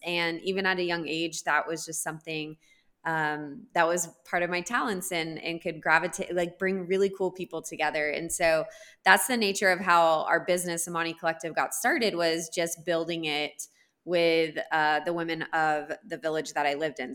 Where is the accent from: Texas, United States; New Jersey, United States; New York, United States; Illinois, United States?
Texas, United States; moved away as an adult; now in Kenya; I grew up in Texas